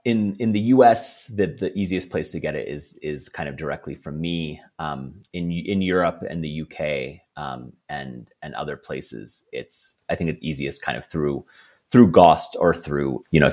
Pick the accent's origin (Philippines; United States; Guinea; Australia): Philippines; And definitely like sort of where I grew up in the Philippines is, you know, very, very exotic to Faroese and Americans.